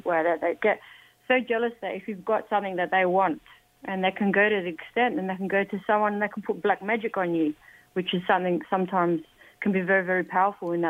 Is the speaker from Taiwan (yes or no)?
no; Adelaide, South Australia, Australia; now in Melbourne, Australia; because I'm originally from Adelaide here in Australia. I live now in Melbourne.